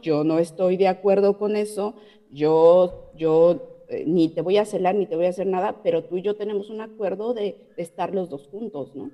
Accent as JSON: {"language": "Spanish", "region": "Mexico City", "country": "Mexico", "also_born_or_lived": "Playa del Carmen, Mexico / Quebec, Canada", "moved": "as an adult", "lives_now": "Ontario, Canada", "said": "yo de la Ciudad de México"}